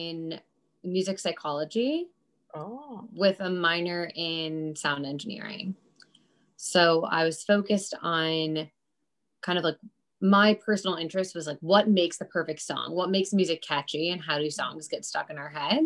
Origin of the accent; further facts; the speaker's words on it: Westchester County, New York, United States; now in New York City, United States; I grew up in Westchester County, New York, about 40 minutes north of New York City